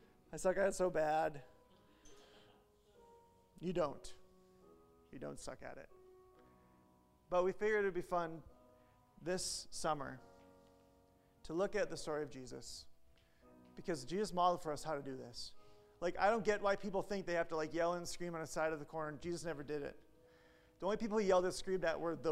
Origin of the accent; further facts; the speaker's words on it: Midwest, United States; I'm from the Midwest, Christianity that we grew up